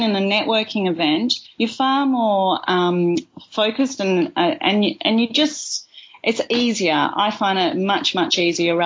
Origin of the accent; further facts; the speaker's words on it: Kalamunda, Western Australia, Australia; I grew up in Kalamunda